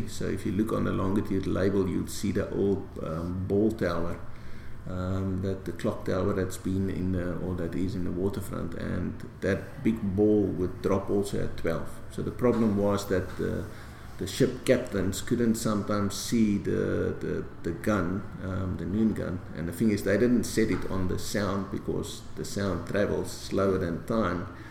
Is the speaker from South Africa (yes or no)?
yes; South Africa; being proudly South African